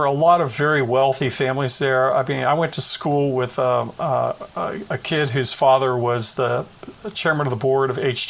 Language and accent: English; Bethel Park, Pennsylvania, United States; I grew up in Bethel Park, Pennsylvania, which is a suburb of Pittsburgh.